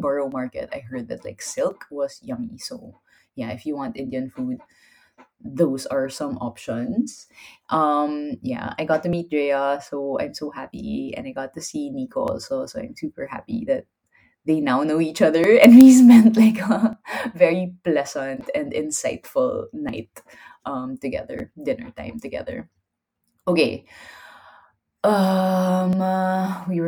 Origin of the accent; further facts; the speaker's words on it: Philippines; I'm Filipino